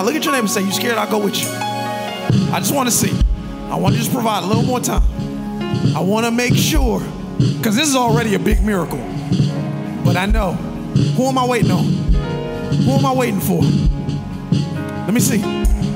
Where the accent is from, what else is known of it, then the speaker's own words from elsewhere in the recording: Carroll City, United States; I'm from Carroll City.